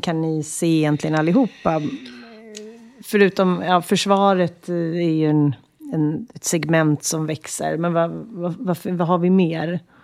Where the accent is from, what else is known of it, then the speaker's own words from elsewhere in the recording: Sweden; Som svensk